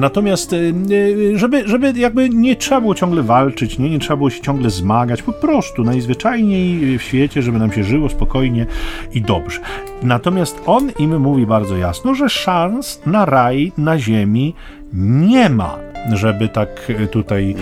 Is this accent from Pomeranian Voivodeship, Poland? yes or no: yes; Sztum, Pomeranian Voivodeship, Poland; ja pochodzę ze Sztumu